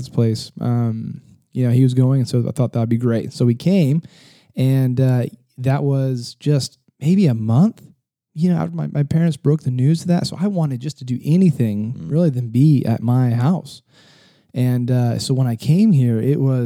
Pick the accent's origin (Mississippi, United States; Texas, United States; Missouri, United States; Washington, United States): Texas, United States; San Antonio; I'm from just right down the road. In San Antonio, Texas, born and raised